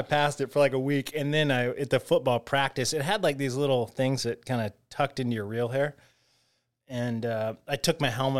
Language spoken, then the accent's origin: English; Atlanta, Georgia, United States; Yeah, I grew up in Buckhead